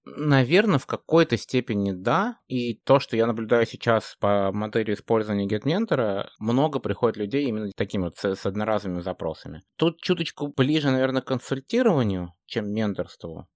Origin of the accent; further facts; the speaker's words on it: Moscow, Russia; moved away as an adult; now in Amsterdam, Netherlands; я вообще родом из Москвы, но последние 7 лет живу в э, светлом солнечном городе Амстердам